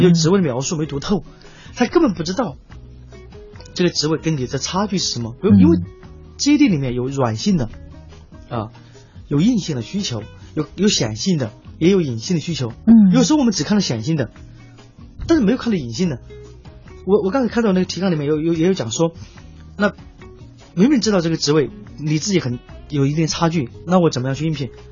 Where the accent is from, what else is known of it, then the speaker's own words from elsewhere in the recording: Sichuan, China; now in Beijing, China; 像我，就是北漂，我是四川人